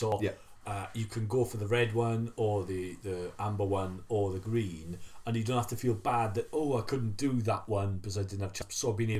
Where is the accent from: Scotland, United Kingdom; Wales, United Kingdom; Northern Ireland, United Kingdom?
Wales, United Kingdom; As a Welshman